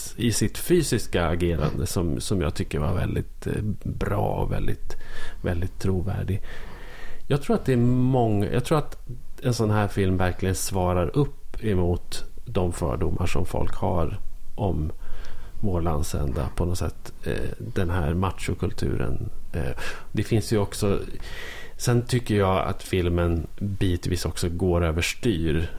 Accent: Norrland, Sweden; som norrlänning.

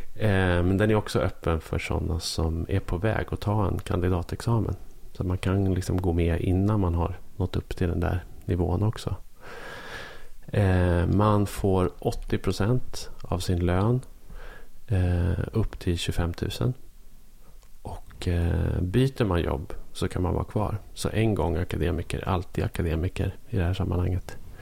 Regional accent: Norrland, Sweden; som norrlänning.

